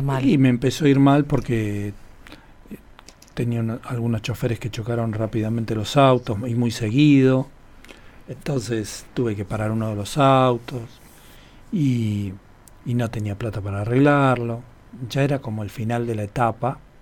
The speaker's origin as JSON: {"language": "Spanish", "region": "Buenos Aires", "country": "Argentina", "tie": "born or raised there", "moved": "as an adult", "lives_now": "Buenos Aires Province, Argentina", "said": "yo nací hace 58 años en un barrio de la capital federal de la ciudad de Buenos Aires eh, que se llama San Cristóbal"}